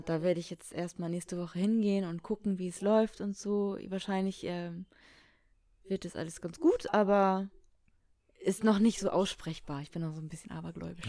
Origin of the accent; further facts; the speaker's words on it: Baltic Sea coast, Germany; moved away as an adult; also born or lived in Hamburg; habe ich Alex mal meine Heimat gezeigt